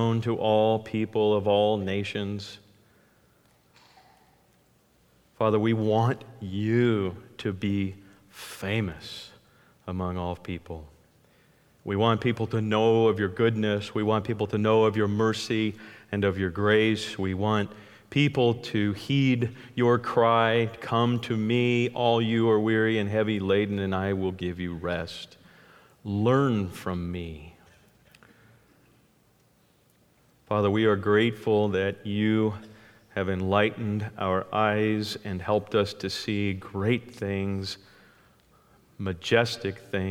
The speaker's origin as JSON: {"language": "English", "region": "California", "country": "United States", "tie": "born or raised there", "said": "I grew up in California and had the beautiful privilege of only being about 30 minutes from the giant sequoias"}